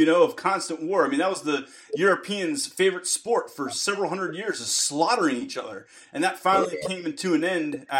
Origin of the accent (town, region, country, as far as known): United States